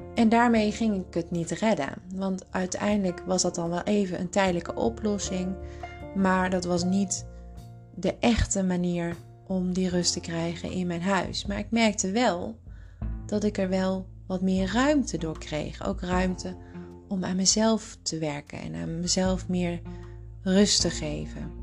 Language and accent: Dutch; Tilburg, North Brabant, Netherlands; moved away as an adult; also born or lived in Hilversum; ik ging terug naar eh, Tilburg, waar ik vandaan kwam. En ik kwam te wonen bij mijn ouders